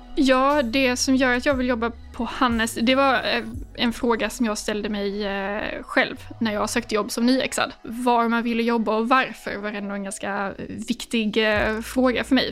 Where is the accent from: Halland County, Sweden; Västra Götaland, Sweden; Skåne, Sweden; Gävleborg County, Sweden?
Skåne, Sweden; Lund; moved away as an adult; now in Stockholm, Sweden; jag är från eh, Skåne, från Lund närmare bestämt och har bott här uppe i Stockholm sedan 2019